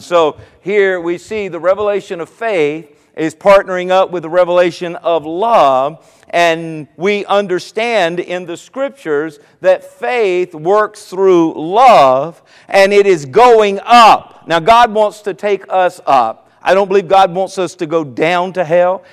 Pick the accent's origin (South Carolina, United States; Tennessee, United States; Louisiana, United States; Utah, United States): South Carolina, United States; Myrtle Beach; now in Virginia Beach, United States; I, from the Myrtle Beach area, I grew up in South Carolina and lived here for 26 years now in the Virginia Beach area.